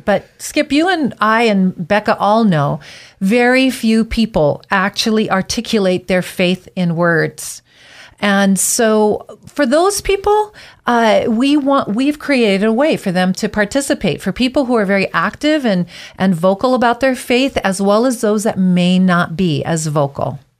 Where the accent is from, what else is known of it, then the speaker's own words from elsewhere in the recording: Big Island of Hawaii, United States; moved away as an adult; also born or lived in Twin Falls, Idaho; now in Boise, United States; I was born and raised on the Big Island of Hawaii